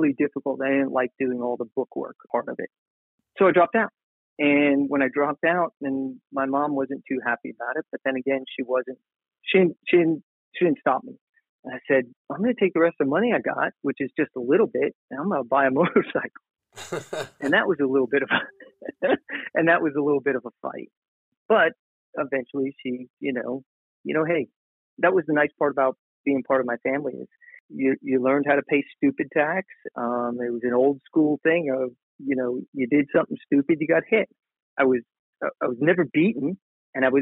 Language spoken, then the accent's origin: English; Long Island, New York, United States; now in Tennessee, United States; I grew up on Long Island, and I was at the, middle of Long Island